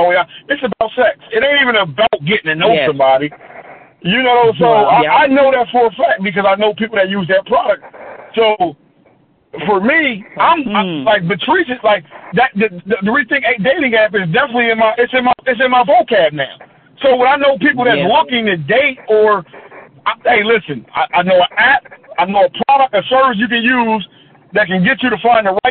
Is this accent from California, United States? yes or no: no; Pennsylvania, United States; I'm from Pennsylvania